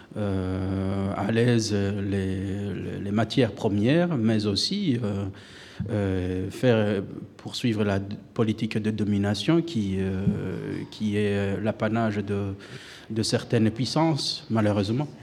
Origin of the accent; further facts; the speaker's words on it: Burundi; first language Kirundi; French is a second language; moved away as an adult; now in Switzerland; j'ai quitté le Burundi